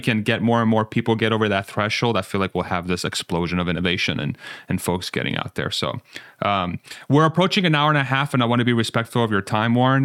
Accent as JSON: {"language": "English", "country": "Iran", "said": "I'm from Iran. My parents are both Iranian"}